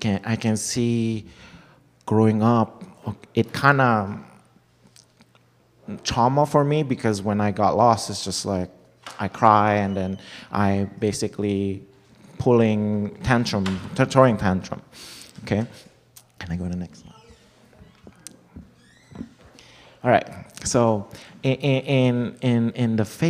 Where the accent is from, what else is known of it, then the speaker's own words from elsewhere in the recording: Jakarta, Indonesia; moved away; I grew up in Indonesia, so back in this capital, we have a mall